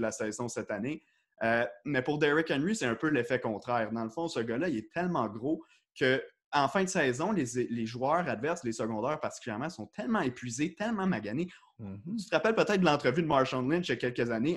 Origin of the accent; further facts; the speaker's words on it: L'Île-Perrot, Quebec, Canada; moved away as an adult; also born or lived in Ottawa; Je viens de l'île Perrault, une petite île à l'ouest euh, donc de l'île de Montréal. J'habitais là-bas